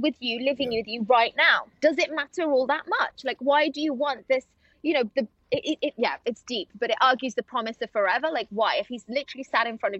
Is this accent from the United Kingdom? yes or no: yes; England, United Kingdom; So I was brought up in England. I was born here.